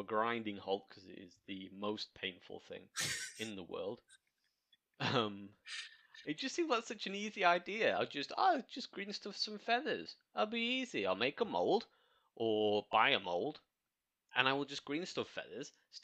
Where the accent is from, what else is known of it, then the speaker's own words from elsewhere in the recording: Welsh, Wales, United Kingdom; I'm Welsh